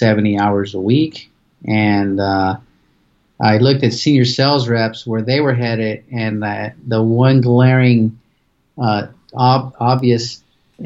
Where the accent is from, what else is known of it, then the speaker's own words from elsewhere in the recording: Pasadena, California, United States; moved away as an adult; now in Phoenix, United States; I'm originally from Pasadena, California. So I was born and raised there